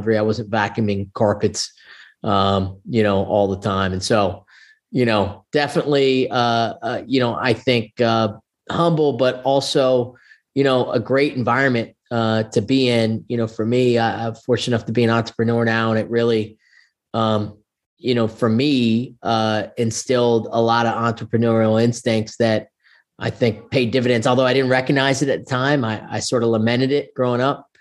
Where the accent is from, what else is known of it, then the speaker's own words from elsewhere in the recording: Blacksburg, Virginia, United States; also born or lived in Salisbury, Maryland; I actually moved to Blacksburg in my seventh grade year, and my parents, you know, actually lived on the Eastern Shore of Maryland in Salisbury, Maryland